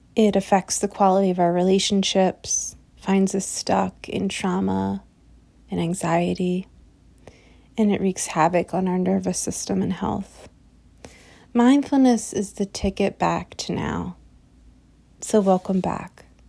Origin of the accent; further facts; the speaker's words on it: United States; particularly as an American society, where I am speaking from